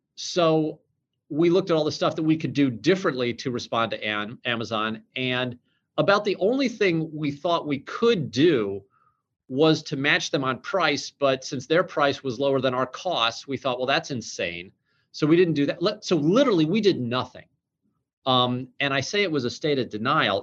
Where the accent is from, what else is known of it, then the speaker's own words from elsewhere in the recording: St. Louis, Missouri, United States; we're both from St. Louis